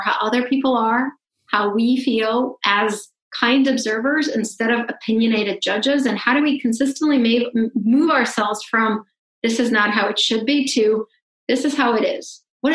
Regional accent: Russia; moved away; I grew up in Russia. I'm a Russian Jew. I'm a refugee.

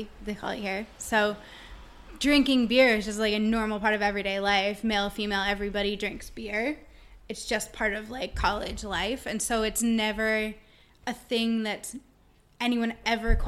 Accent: about an hour north of Philadelphia, Pennsylvania, United States; moved away as an adult; now in Australia; I grew up about an hour north of Philadelphia

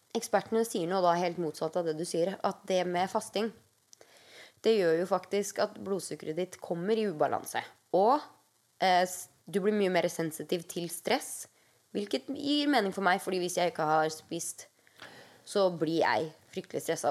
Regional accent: Norway; now in United States; hjemme i Norge

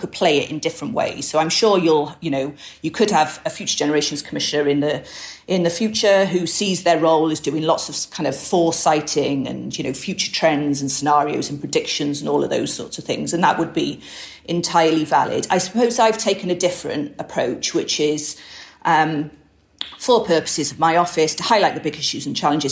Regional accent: Wales, United Kingdom; I am Welsh.

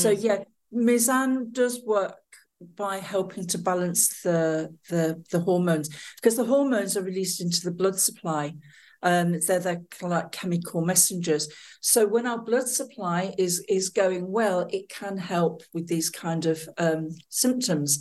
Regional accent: England, United Kingdom; moved away as an adult; also born or lived in France / Australia; now in Marrakesh, Morocco; I am originally from England. I have lived there most of my life

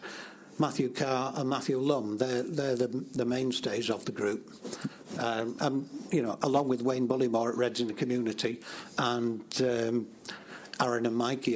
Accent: Nottingham, East Midlands, United Kingdom; now in Barnsley, United Kingdom; I'm from Nottingham originally

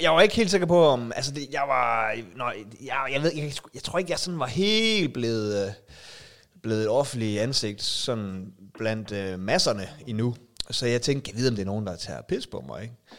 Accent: Denmark; jeg er fra Danmark

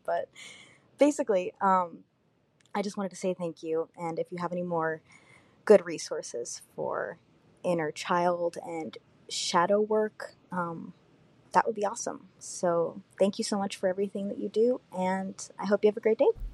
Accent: Virginia, United States; I'm from Virginia

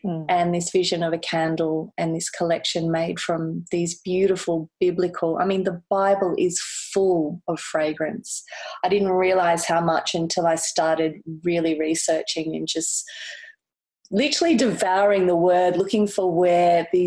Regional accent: Gold Coast, Queensland, Australia; also born or lived in Kensington, Sydney; now in Sydney, Australia; I'm originally from the Gold Coast in Queensland. So, but I've been down here for over 23 years.

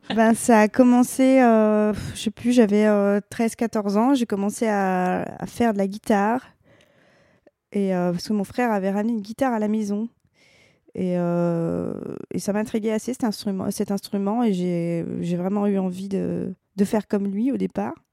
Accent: the East, eastern France, France; on vient de l'Est

